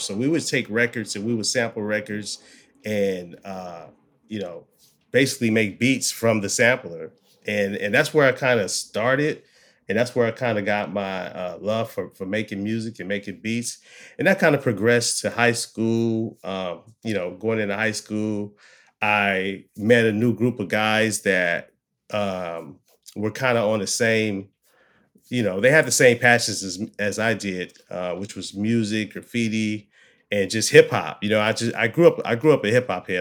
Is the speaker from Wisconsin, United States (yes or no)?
no; Oakland, California, United States; moved away as an adult; now in Los Angeles, United States; I was born in the Oakland, for the Bay Area, Bay Area born. Um, And, you know, growing up in the Bay Area